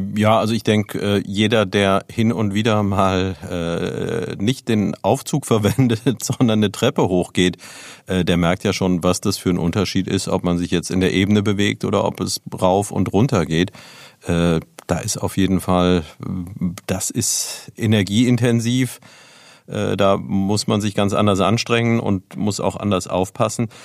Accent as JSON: {"language": "German", "town": "Neuwied", "region": "Rhineland-Palatinate", "country": "Germany", "tie": "born or raised there", "said": "ich bin ja selbst in Neuwied aufgewachsen"}